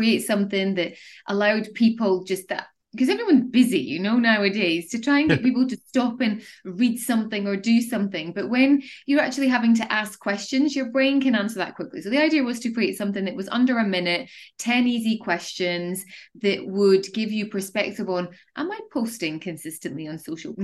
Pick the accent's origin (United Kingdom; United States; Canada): United Kingdom; Edinburgh, Scotland; moved away as an adult; also born or lived in Dubai; I'm originally from Scotland in Edinburgh, and I made the decision to move to the Middle East